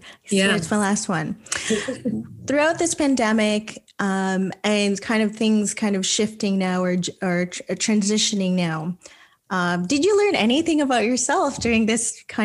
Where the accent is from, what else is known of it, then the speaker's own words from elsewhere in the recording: Philippines; now in Canada; I mean, that is really something that is so core as a Filipino, right?